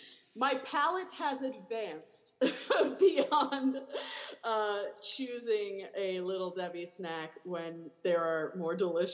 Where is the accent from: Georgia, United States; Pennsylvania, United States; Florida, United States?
Florida, United States; Miami; when I was growing up in Miami, a poor family